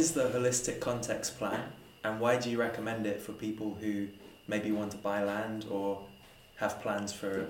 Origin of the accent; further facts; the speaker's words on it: London, United Kingdom; I'm from London.